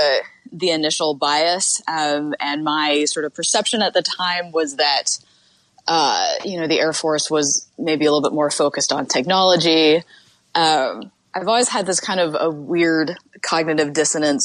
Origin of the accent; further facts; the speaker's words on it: Utah, United States; I grew up in Utah